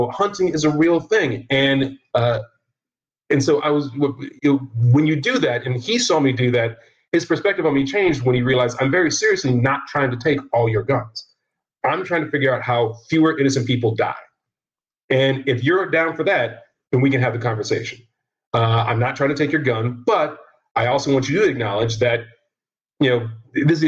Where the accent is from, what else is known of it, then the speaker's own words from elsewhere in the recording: Virginia, United States; I'm from Virginia